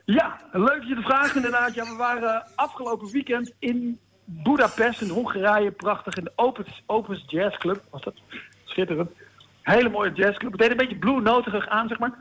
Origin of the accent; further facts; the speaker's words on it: Deventer, Overijssel, Netherlands; now in Amsterdam, Netherlands; Zoals jullie weten woon ik in Amsterdam, maar ben ik geboren in Deventer.